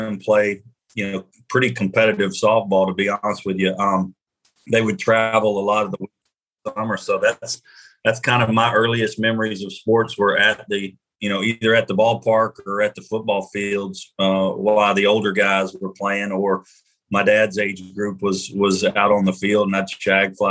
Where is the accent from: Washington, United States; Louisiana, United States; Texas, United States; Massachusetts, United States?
Louisiana, United States; I'm from Louisiana, so I grew up a long ways from Canada